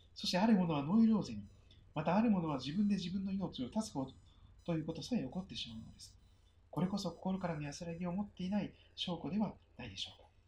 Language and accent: Japanese; Kochi, Japan; moved away as an adult; also born or lived in Nankoku, Kochi / Toyohashi, Aichi; now in Sugito, Japan; 高知県高知市に生まれ育ち、隣の南国市に移っ